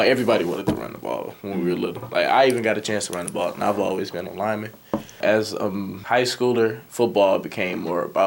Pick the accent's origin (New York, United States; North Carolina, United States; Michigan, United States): Michigan, United States; Muskegon; also born or lived in Carthage, Mississippi; my mother moved up here when I was like one or two. And ever since, I was raised in Muskegon.